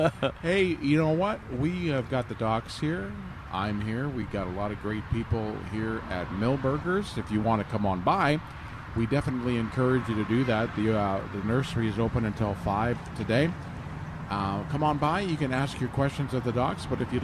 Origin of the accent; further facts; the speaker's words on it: Texas, United States; I tell you what, I'm Texan. I've been down here for 5 years.